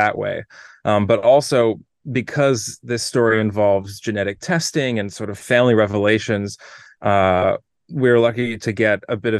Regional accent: Toronto, Ontario, Canada; moved away as an adult; also born or lived in New York / Los Angeles; I grew up in Toronto

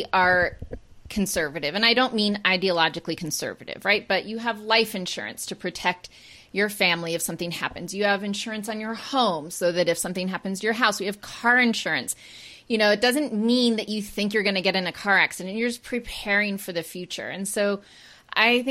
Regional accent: Maine, United States; I'm from Maine

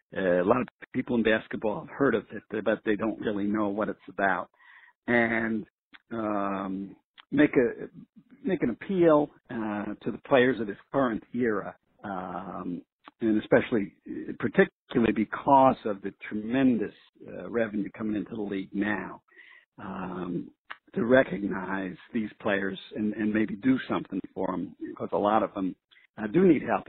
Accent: New York City, New York, United States; where I grew up in New York City

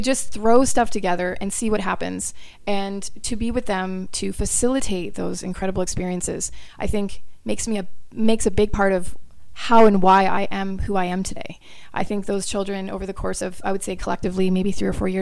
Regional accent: Brantford, Ontario, Canada; born or raised there; moved away as an adult; also born or lived in Florida, United States / Australia / New York City, United States

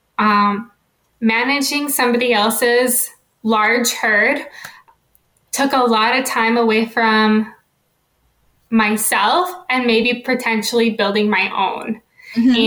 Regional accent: North Dakota, United States; moved away as an adult; now in Pennsylvania, United States; I am originally from North Dakota. It was my home, and I got into animal science, but I only grew up on a hobby farm

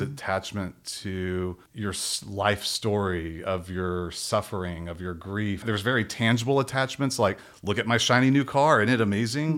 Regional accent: Robinson, Texas, United States; moved away; I grew up in a really small town outside of Waco, Texas

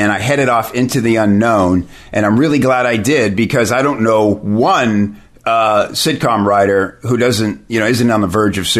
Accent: Chicago, Illinois, United States; I said, "You know, I'm from Chicago. What were you doing there?"

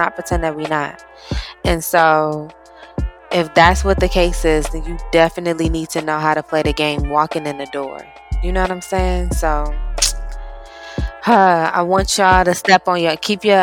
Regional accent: Missouri, United States; I was born and raised in Missouri.

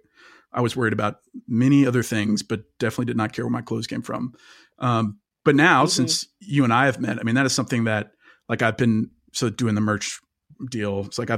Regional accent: Kansas, United States; than just growing up in Kansas in the suburbs.

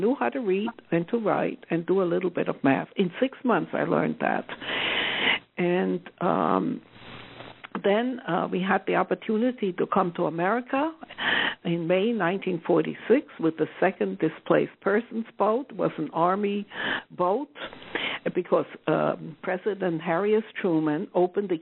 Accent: the Deep South, Southern Germany, Germany; I come from the Deep South

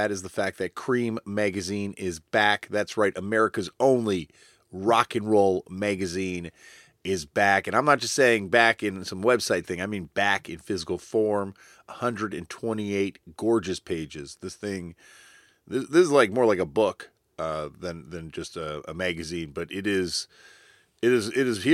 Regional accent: Canada; accent: Canadian; my Canadian accent

